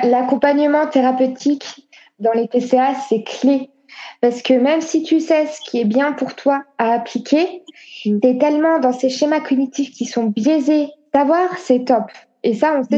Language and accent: French; Annecy, Auvergne-Rhône-Alpes, France; moved away; also born or lived in Lille / China; je viens de Haute-Savoie, Annecy, donc on est entouré par les montagnes.